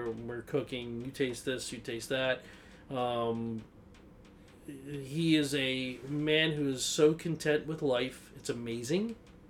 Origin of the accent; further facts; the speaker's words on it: East Coast, United States; I grew up in the East Coast and it was a much different kind of mentality.